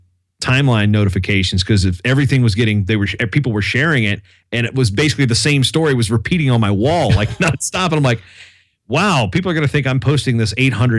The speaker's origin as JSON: {"language": "English", "region": "Virginia", "country": "United States", "tie": "born or raised there", "said": "my hometown paper back in Virginia, they ran a story on me about it"}